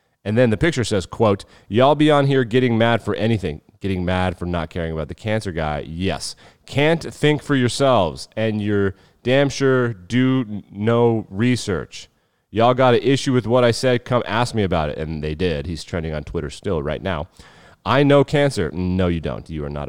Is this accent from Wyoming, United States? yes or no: yes; Wyoming, United States; I'm born and raised in Wyoming.